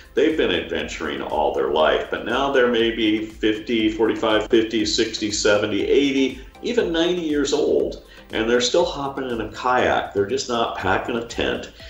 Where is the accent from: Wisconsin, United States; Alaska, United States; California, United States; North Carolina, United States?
Alaska, United States; Juneau; in Juneau, Alaska, my hometown